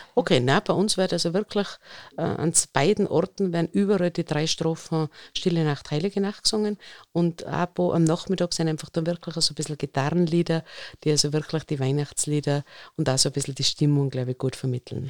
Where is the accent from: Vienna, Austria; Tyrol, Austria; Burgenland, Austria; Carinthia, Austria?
Tyrol, Austria; Innsbruck; bei uns in Innsbruck der Alpenzoo